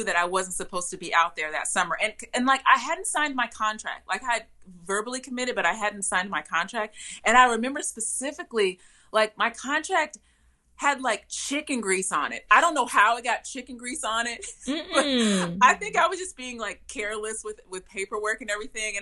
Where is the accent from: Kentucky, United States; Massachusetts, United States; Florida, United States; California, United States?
Kentucky, United States; moved away; also born or lived in East Coast; I'm from Kentucky